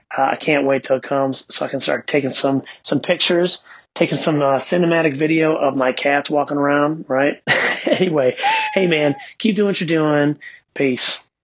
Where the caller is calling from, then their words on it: Ann Arbor, Michigan, United States; I'm calling you from Ann Arbor, Michigan